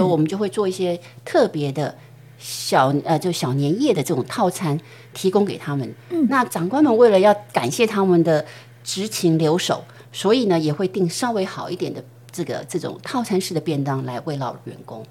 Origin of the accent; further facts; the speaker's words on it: Taiwan; moved away; also born or lived in United States / Japan / Shanghai; 我们台湾人就很喜欢茶叶蛋